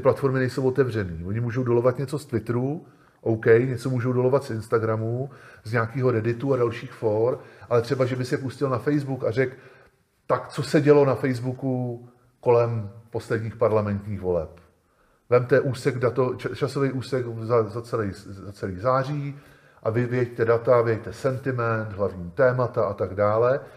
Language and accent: Czech; Czechia; my u nás v Čechách